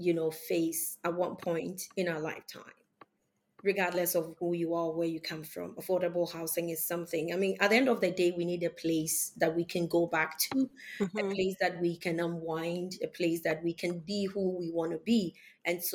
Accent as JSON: {"language": "English", "country": "Ghana", "tie": "born or raised there", "moved": "as an adult", "lives_now": "Canada", "said": "I was born and raised in Ghana. I migrated to Canada a couple of years ago"}